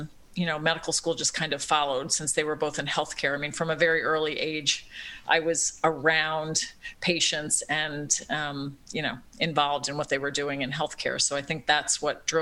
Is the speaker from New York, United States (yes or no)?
yes; Long Island, New York, United States; moved away as an adult; also born or lived in Philadelphia, Pennsylvania; now in Cincinnati, United States; I am a New Yorker, East Coast girl, born in Philadelphia, grew up in Long Island